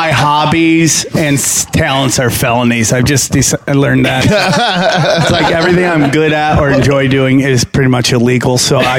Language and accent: English; New York, United States; Upstate New York, dude.